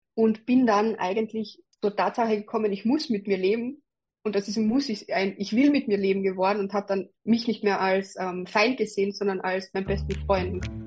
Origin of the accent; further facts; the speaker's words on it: Carinthia, Austria; moved away as an adult; now in Graz, Austria; als ich eben 19 war, bin ich von Kärnten, also von meiner Heimatgemeinde nach der Matura nach Graz gegangen